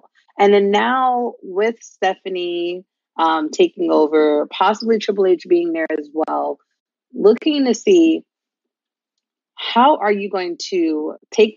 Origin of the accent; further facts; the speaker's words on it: New York City, New York, United States; as a New Yorker